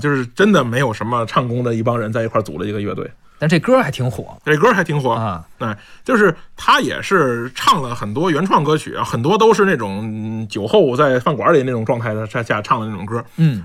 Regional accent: Beijing, China; accent: Beijing dialect; 咱们北京话

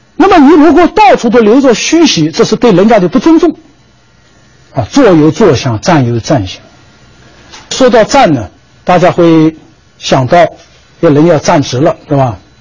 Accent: China; 我们中国人讲礼尚往来的啊

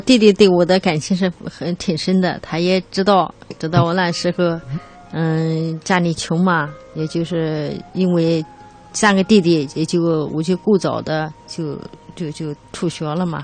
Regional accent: Dabie Mountains, China; 我的老家就在大别山区

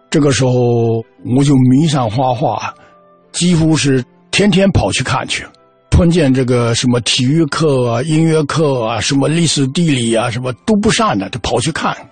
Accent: Xianyou, Fujian, China; also born or lived in Putian; 我三岁的时候，就全家就到了仙游。

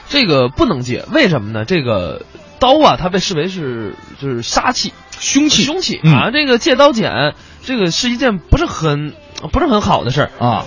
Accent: Beijing, China; 我是老北京

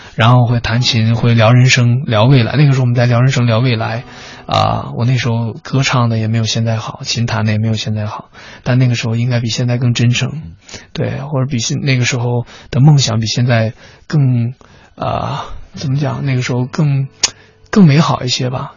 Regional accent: Changchun, Jilin, China; 我们都是长春的

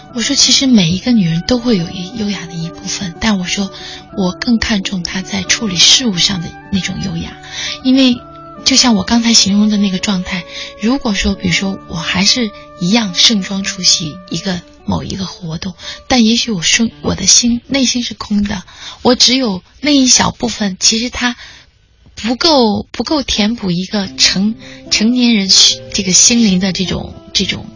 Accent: Bijie, Guizhou, China; moved away; 我是贵州人，家乡

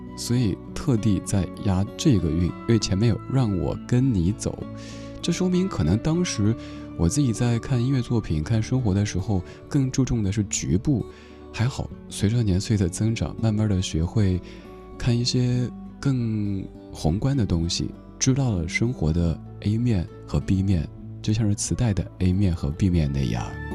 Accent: Chengdu, Sichuan, China; now in Beijing, China; 我那个时候生活在成都，一座其实朝南朝北，反正成天都是阴天多云的城市

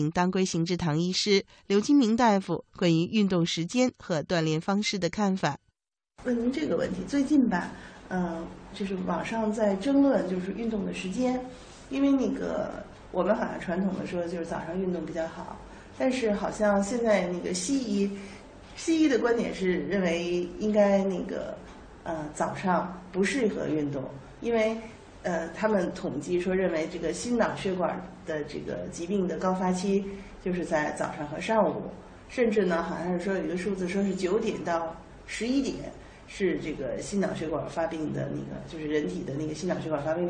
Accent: China; 但是我觉得我们中国人的早上的运动一般是打打太极拳呀，做一做吐纳呀，舒展啊

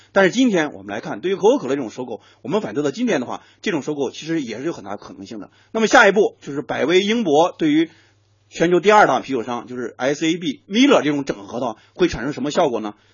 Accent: China; 我们中国人

